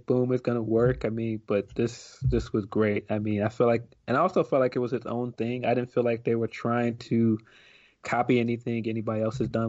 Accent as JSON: {"language": "English", "town": "Chicago", "region": "Illinois", "country": "United States", "said": "I'm from Chicago"}